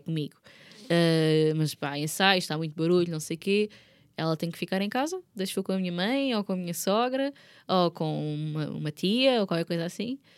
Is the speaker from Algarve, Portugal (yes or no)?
no; Margem Sul, Lisbon, Portugal; eu sou da Margem Sul